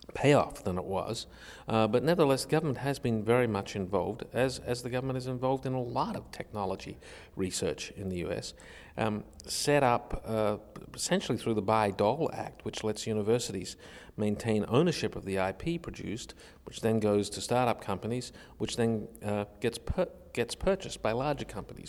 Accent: Australia; I was a kid growing up in Australia in a very technologically isolated community

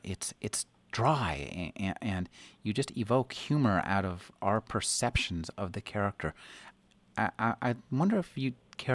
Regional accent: United States; as an American

